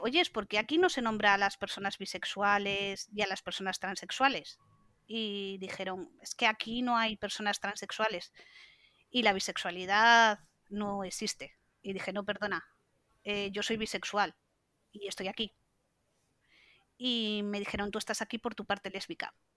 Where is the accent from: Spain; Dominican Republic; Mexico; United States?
Spain; Santander, Cantabria; yo soy de Cantabria, de Santander